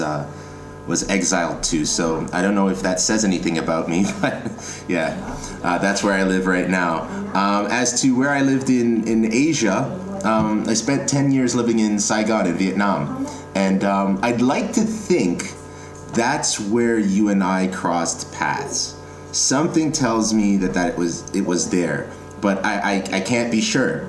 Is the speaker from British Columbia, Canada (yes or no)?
no; Toronto, Ontario, Canada; I'm born and raised in Toronto